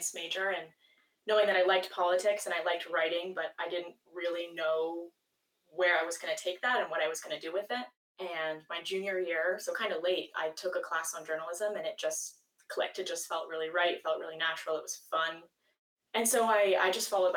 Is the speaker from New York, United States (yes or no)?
no; Gilford, New Hampshire, United States; I grew up in Guilford. I still live in Guilford.